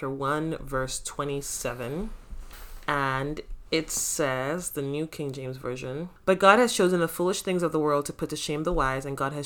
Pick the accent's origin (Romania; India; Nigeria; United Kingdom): Nigeria; now in Canada; I love being Nigerian so much